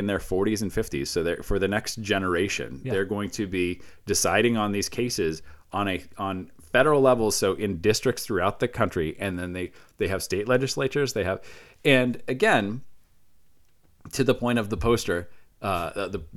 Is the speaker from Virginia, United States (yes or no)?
no; Iowa, United States; I come from Iowa